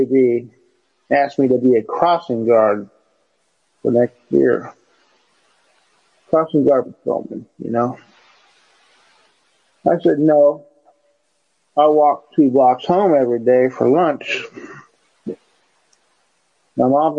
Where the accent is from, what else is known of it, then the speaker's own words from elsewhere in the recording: Burlington, United States; We moved from West Burlington to Burlington